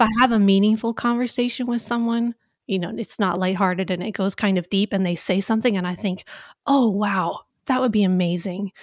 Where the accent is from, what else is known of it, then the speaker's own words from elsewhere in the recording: Valdez, Alaska, United States; now in North Carolina, United States; I am originally from Valdez, Alaska